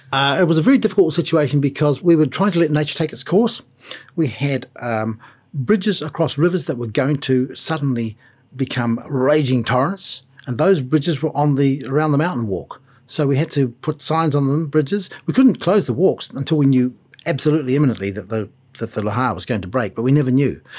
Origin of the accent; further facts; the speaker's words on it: New Zealand; Being a New Zealander